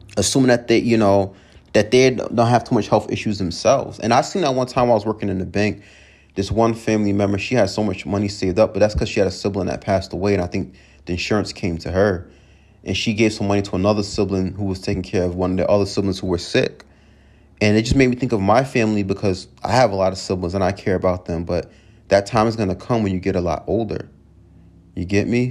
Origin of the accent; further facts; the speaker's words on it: Long Island, New York, United States; moved away; I'm from Long Island originally, grew up.